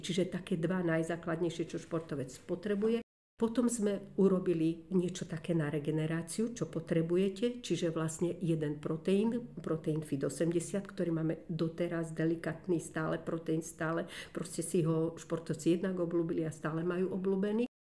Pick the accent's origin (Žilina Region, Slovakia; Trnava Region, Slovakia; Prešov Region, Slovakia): Žilina Region, Slovakia; Žilina; moved away as an adult; now in Nové Mesto nad Váhom, Slovakia; Ja som Žilinčanka